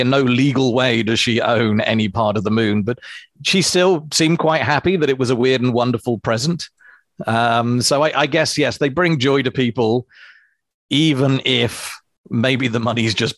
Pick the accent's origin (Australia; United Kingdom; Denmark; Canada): United Kingdom; England; now in New Zealand; being English